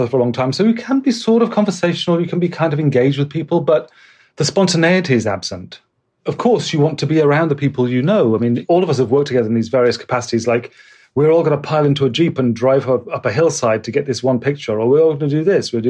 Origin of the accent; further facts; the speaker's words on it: Bristol, South West England, United Kingdom; moved away as an adult; also born or lived in London; stuff I'd done in Bristol, which is my hometown